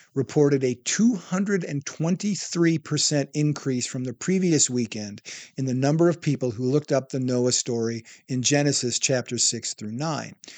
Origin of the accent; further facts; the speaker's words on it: Wisconsin, United States; moved away as an adult; also born or lived in Iowa / Palm Springs, California / Texas / Hollywood, California; I moved back home from Hollywood to my hometown in Wisconsin